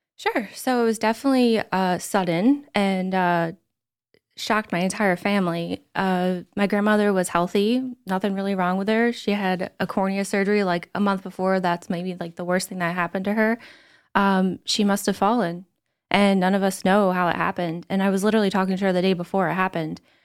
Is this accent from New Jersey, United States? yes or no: yes; Somerdale, New Jersey, United States; I'm from Summerdale